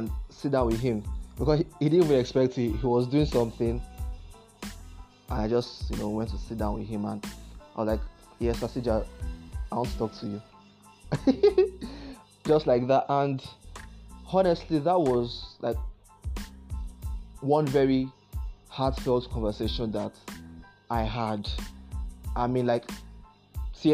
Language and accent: English; Akwa Ibom, Nigeria; I'm from Akwa Ibom State